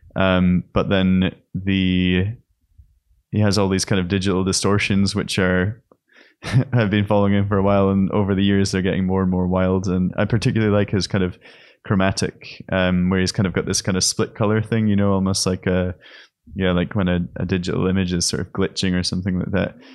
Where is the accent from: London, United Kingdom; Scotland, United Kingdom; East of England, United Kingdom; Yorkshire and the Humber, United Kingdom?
Scotland, United Kingdom; moved away as an adult; also born or lived in Aberdeen; now in Berlin, Germany; I'm a painter from Scotland, based in Berlin